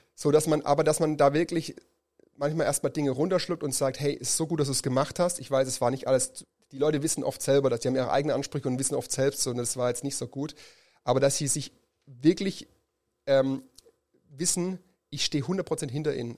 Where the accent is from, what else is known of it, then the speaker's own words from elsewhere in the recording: Germany; Als Deutsche